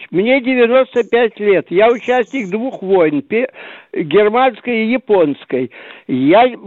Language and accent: Russian; Kramatorsk, Donetsk Oblast, Ukraine; also born or lived in Druzhkivka; Я родом частично из Краматорска и из Дружковки. Так что вы вроде бы земляки.